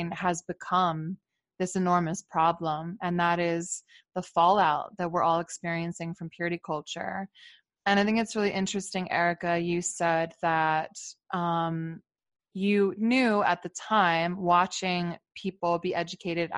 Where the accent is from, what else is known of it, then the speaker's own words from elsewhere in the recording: Philadelphia, Pennsylvania, United States; we're both from Philly